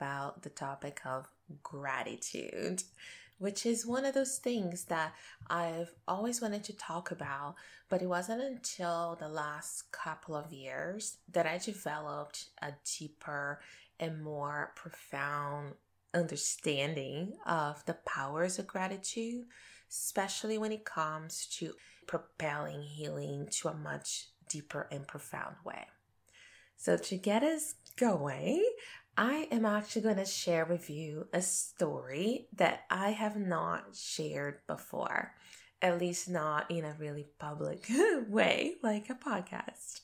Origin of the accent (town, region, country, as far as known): Brazil; moved away as an adult; now in Canada